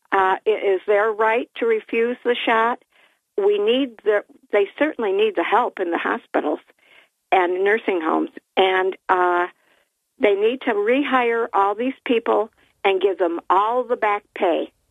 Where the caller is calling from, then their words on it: Port Dickinson, New York, United States; from Port Dick.